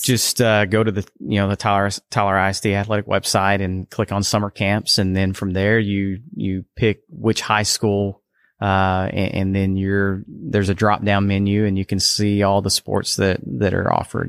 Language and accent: English; Canton, Texas, United States; I'm originally from Canton